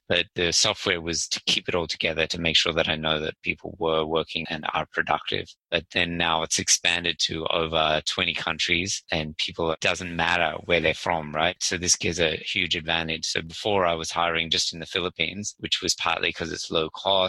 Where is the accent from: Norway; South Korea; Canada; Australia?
Australia; Sydney, New South Wales; I'm actually from Sydney, Australia, 46 years old.